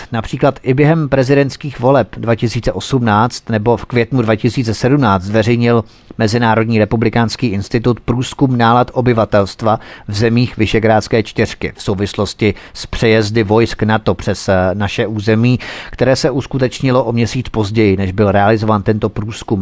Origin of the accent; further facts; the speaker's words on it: Czechia; my Češi jsme skromný národ